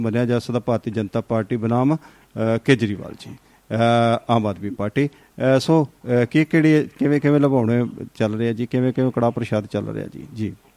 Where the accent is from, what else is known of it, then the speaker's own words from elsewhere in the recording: Punjab, India; ਅਸੀਂ ਪੰਜਾਬ ਵਾਲੇ